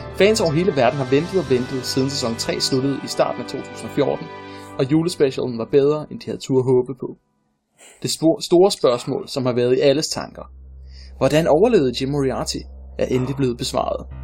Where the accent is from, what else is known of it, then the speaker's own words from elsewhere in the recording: Funen, Southern Denmark, Denmark; jeg er fra Fyn, og jeg kan ikke fake en Fyns dialekt